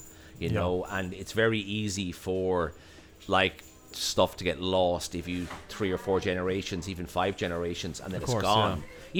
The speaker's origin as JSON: {"language": "English", "country": "Ireland", "said": "we are, as Irish people, also obsessed with land"}